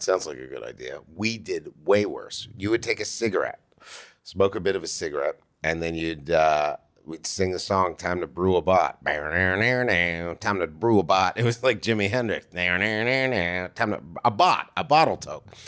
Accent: Toronto, Ontario, Canada; now in United States; from Toronto

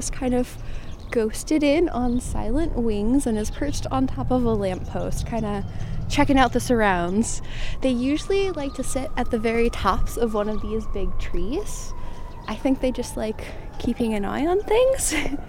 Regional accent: Chicago, Illinois, United States; I grew up in Chicago

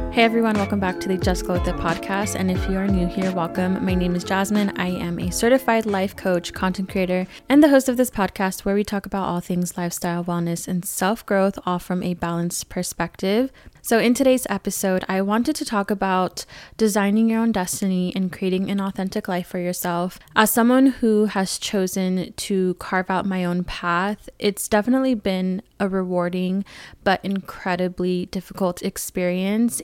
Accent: California, United States; growing up in California, I was around a lot of diversity

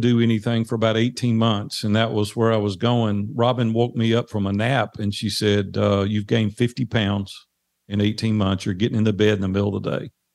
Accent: Nashville, Tennessee, United States; accent: Southern drawl; I'm native Nashville

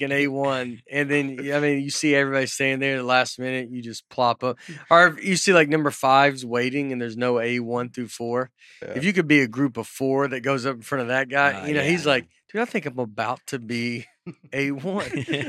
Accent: Northern US, United States; accent: northern; My first day, she asked my name, and I said, … is my northern, in my northern accent.

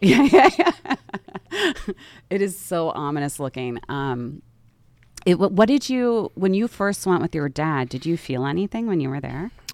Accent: outside Philadelphia, Pennsylvania, United States; I grew up outside the city

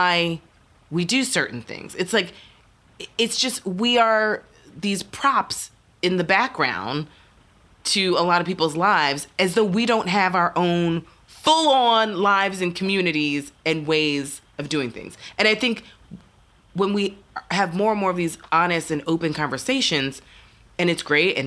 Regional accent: New York, United States; as a New Yorker

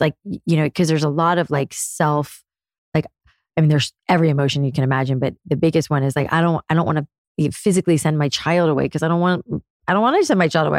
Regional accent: South Florida, United States; moved away as an adult; also born or lived in New York City; I was a curly haired girl growing up in South Florida

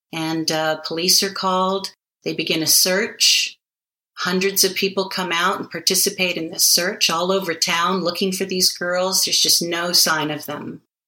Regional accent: Hawaii, United States; moved away; I'm from Hawaii, wow. Originally, born and raised.

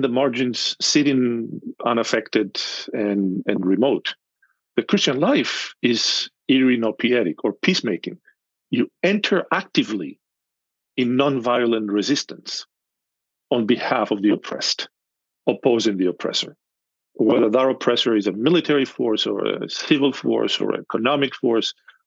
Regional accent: Athens, Attica, Greece; moved away as an adult; now in United States; I'm from Athens, central Athens.

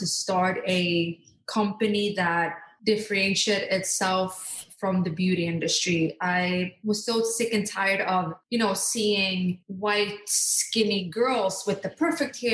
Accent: Norway; born or raised there; also born or lived in Skiathos, Greece; now in United States

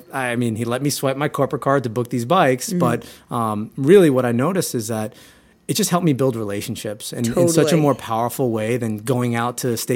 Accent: Huntington, New York, United States; my other co-founders, John Henry and Chelsea, who I actually grew up with, we're all from Huntington, Long Island.

